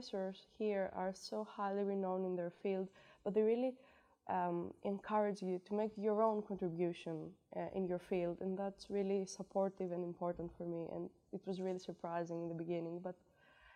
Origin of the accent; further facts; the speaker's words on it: Greece; moved away; I'm from Greece